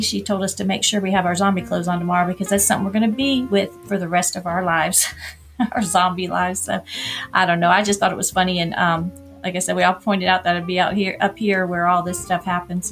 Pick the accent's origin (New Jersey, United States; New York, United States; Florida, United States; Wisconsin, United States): Florida, United States; Orlando; moved away as an adult; now in Atlanta, United States; I'm from Orlando, and I guess growing up there it wasn't.